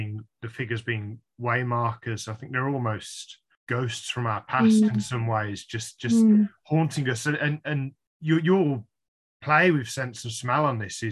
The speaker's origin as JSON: {"language": "English", "town": "Birmingham", "region": "West Midlands", "country": "United Kingdom", "tie": "born or raised there", "said": "growing up in Birmingham, it was common I could go and see The Blind Girl at the art gallery there"}